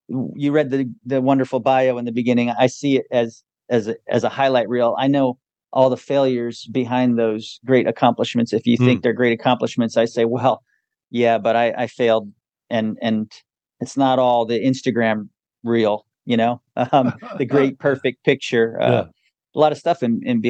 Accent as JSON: {"language": "English", "town": "Wilkes-Barre", "region": "Pennsylvania", "country": "United States", "tie": "born or raised there", "said": "I grew up in upstate Pennsylvania, Wilkes-Barre, Scranton area."}